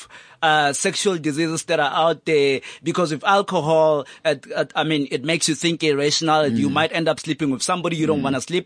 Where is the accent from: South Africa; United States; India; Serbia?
South Africa; Soweto, Gauteng; That's my hometown.